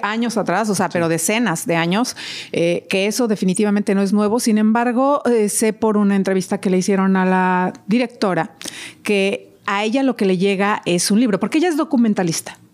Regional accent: Mexico; yo que soy mexicana

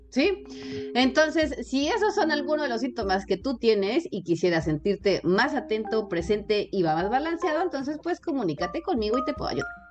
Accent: Mexico; yo soy de México

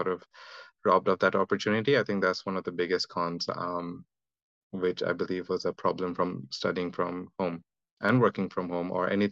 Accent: Delhi, India; moved away as an adult; also born or lived in Durgapur, India; now in Australia; I'm from India. My parents settled in Delhi, so that's where I grew up.

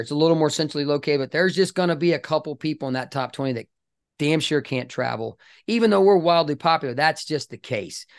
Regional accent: British Columbia, Canada; now in Dallas, United States; I'm a dual citizen. I was born in British Columbia.

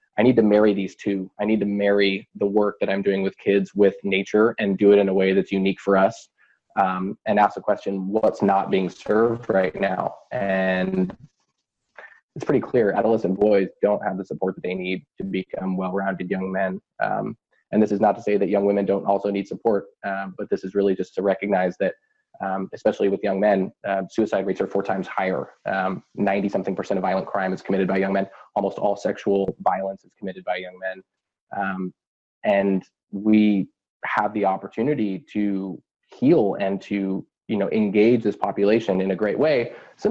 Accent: Vashon, Washington, United States; back up to my hometown of Vashon

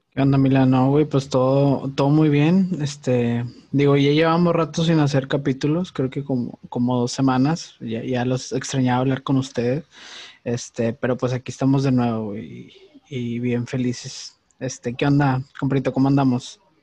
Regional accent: Monterrey, Nuevo León, Mexico; somos regios

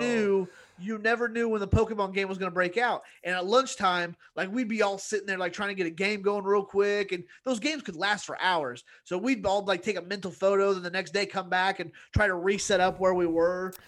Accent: Indiana, United States; growing up in Indiana as, as a white kid

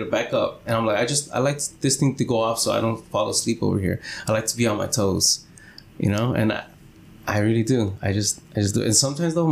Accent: Los Angeles, California, United States; also born or lived in Stanislaus County, California; I'm L.A. born, you know. I mean, not really L.A. born, but L.A. raised. I was born up in Stanislaus, California

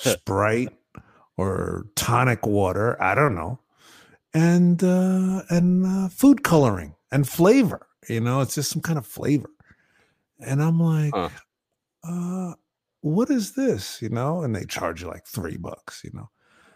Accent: New York City, New York, United States; growing up in the Bronx, you know, we'd go down to visit family down in the South Bronx.

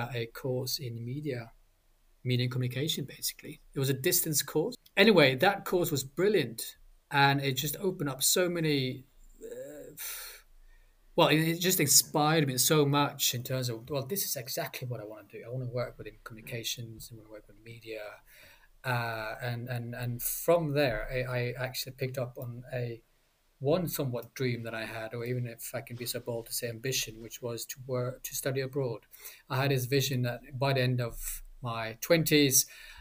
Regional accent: Bergen, Vestland, Norway; moved away; my hometown back in Norway, Bergen

